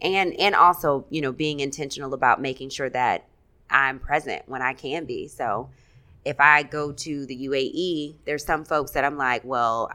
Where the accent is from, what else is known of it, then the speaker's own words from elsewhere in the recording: Alton, Illinois, United States; moved away as an adult; also born or lived in DeKalb, Illinois / Minnesota / Abu Dhabi; I'm from Alton, Illinois. So when I was living in Alton, I was there